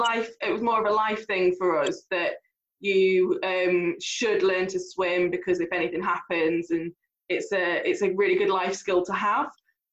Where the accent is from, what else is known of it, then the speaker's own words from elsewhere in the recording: Derby, East Midlands, United Kingdom; I grew up in Spondon, a little tiny village in Derby.